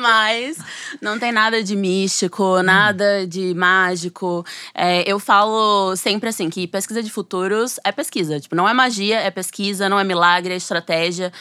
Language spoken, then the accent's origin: Portuguese; Sergipe, Brazil; moved away as an adult; now in São Paulo, Brazil; eu sou sergipana, mas eu moro em São Paulo desde que eu, eu fui estudar, né, na USP